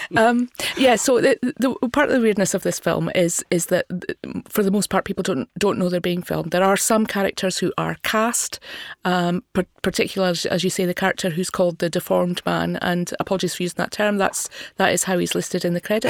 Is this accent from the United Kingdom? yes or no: yes; Scotland, United Kingdom; I had difficulty myself as a Scottish person. I'm not from Glasgow.